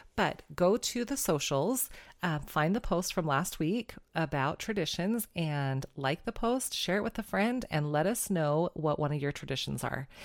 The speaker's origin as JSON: {"language": "English", "region": "California", "country": "United States", "tie": "born or raised there", "also_born_or_lived": "Glasgow, Montana", "moved": "yes", "said": "growing up in California, my family would go to our favorite Mexican restaurant, the Hacienda"}